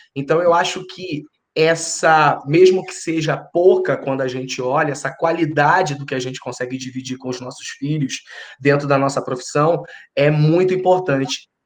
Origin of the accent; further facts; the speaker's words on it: Rio de Janeiro, Brazil; moved away as an adult; also born or lived in São Paulo; nós somos do Rio, minha esposa é do Rio